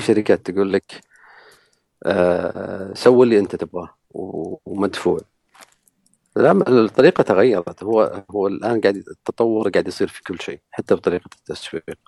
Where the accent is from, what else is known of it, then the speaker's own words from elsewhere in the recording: Saudi Arabia; احنا كسعوديين